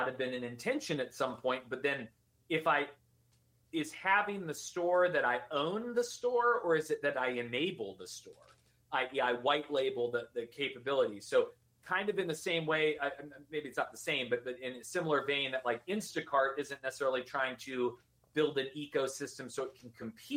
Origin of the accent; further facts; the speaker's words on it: Virginia, United States; I'm from Virginia